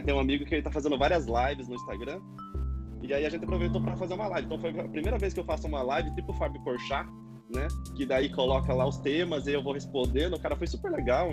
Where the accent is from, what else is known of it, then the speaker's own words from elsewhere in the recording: Itu, São Paulo, Brazil; moved away as an adult; now in São Paulo, Brazil; eu sou de Itu, morei muito tempo em Itu e estou morando agora em São Paulo já faz um ano e pouquinho